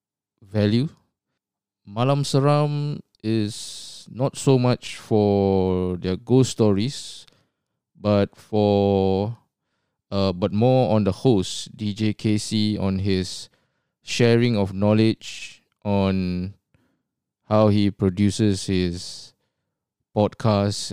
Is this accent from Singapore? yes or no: yes; Singapore; moved away as an adult; now in Australia; Even though I've been based in Australia for almost 20 years, I was born and bred in Singapore.